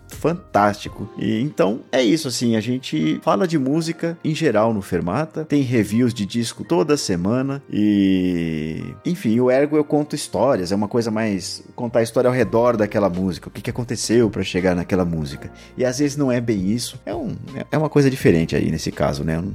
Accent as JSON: {"language": "Portuguese", "region": "São Paulo", "country": "Brazil", "accent": "paulistano"}